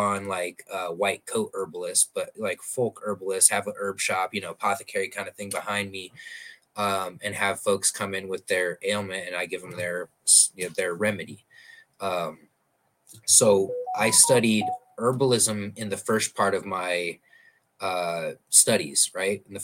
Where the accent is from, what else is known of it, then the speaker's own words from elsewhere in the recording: Omaha, Nebraska, United States; moved away as an adult; now in Arizona, United States; I'm from Omaha